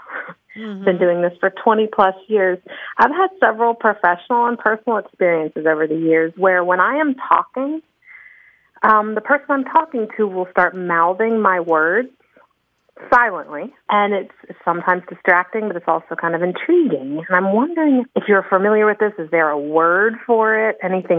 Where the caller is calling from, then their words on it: Tallahassee, Florida, United States; I'm from Tallahassee, Florida.